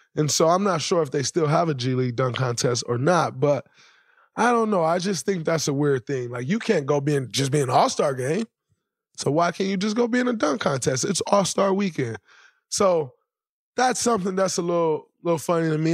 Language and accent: English; Saginaw, Michigan, United States; growing up in Saginaw, Michigan, the way I grew up